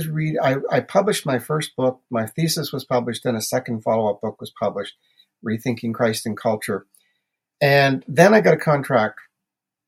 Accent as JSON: {"language": "English", "region": "New Brunswick", "country": "Canada", "tie": "born or raised there", "also_born_or_lived": "Prince Edward Island / Toronto, Ontario", "moved": "as an adult", "lives_now": "Ontario, Canada", "said": "I was brought up in New Brunswick, Canada"}